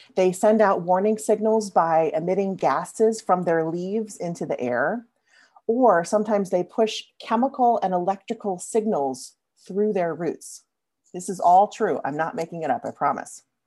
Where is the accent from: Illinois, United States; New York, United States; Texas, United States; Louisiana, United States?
Louisiana, United States; I grew up in Louisiana, as many of you know, a place full of ancient mossy oak trees that I love to climb